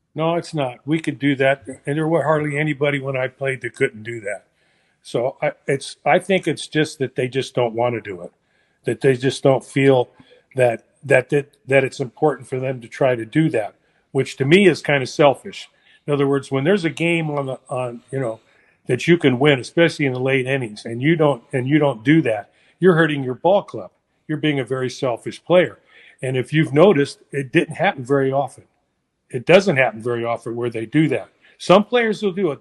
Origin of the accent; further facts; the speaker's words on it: San Francisco, California, United States; I was born in San Francisco